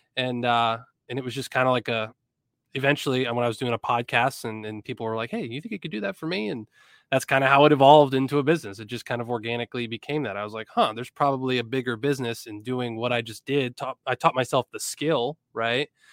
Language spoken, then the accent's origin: English; Erie, Pennsylvania, United States; also born or lived in Blacksburg, Virginia; I'm from Erie, P